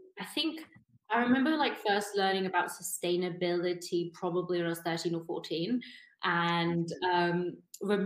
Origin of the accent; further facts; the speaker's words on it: United Kingdom; moved away as an adult; now in Berlin, Germany; originally from just outside London